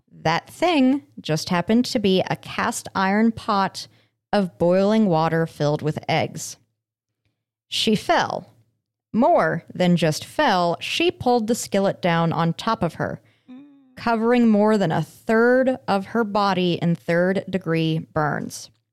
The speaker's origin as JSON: {"language": "English", "town": "Aurora", "region": "Colorado", "country": "United States", "tie": "born or raised there", "said": "my hometown of Aurora."}